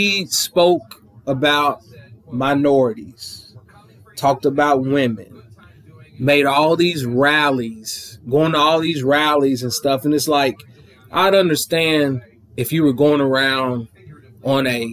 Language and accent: English; Clinton, Kentucky, United States; I'm from Clinton, Kentucky, small little town down in the sticks